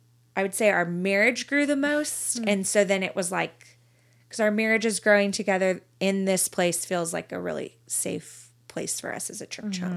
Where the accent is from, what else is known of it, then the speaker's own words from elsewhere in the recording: Colleyville, Texas, United States; In Colleyville.